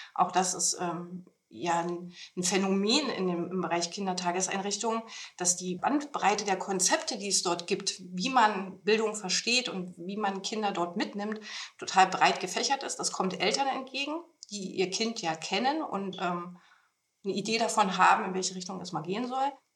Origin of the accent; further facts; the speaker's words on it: Potsdam, Brandenburg, Germany; moved away as an adult; also born or lived in Thuringia; Ich bin äh, gebürtige Brandenburgerin, äh, komme also ursprünglich aus Potsdam.